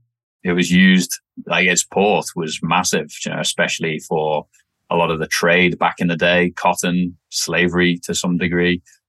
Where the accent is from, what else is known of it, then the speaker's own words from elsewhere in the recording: Wirral, North West England, United Kingdom; accent: messed up; also born or lived in Australia; So born and raised just outside of Liverpool, England, on a little peninsula called the Wirral. It sits between North Wales and Liverpool.